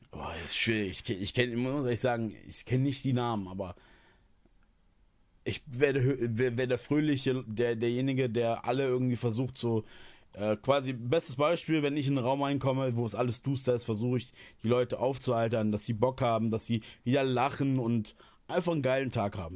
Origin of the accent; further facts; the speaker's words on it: eastern Germany, Germany; ich komme aus dem Osten. Ich kenne es nicht anders.